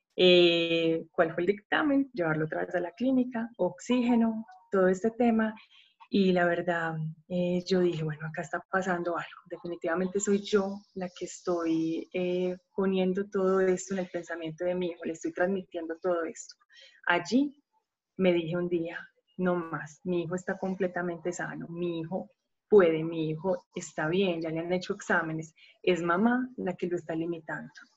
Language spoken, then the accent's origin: Spanish; Medellín, Antioquia, Colombia; soy de Colombia, una ciudad hermosa que se llama Medellín